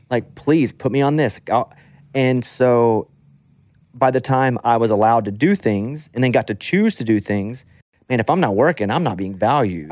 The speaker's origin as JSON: {"language": "English", "region": "the South", "country": "United States", "tie": "born or raised there", "said": "growing up in the South"}